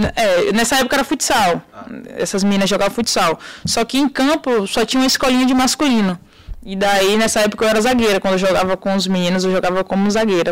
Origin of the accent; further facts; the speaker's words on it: interior of Bahia, Brazil; de onde eu sou, né, da Bahia